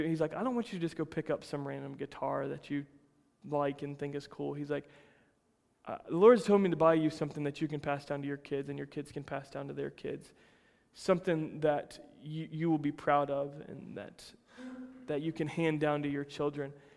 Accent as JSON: {"language": "English", "country": "United States", "tie": "born or raised there", "said": "I'm American through and through. I'm about as white boy as it gets, raised in a little country town that grew strawberries"}